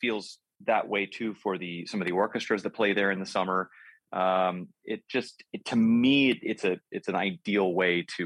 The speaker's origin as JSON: {"language": "English", "town": "Los Angeles", "region": "California", "country": "United States", "tie": "born or raised there", "said": "my hometown of Los Angeles"}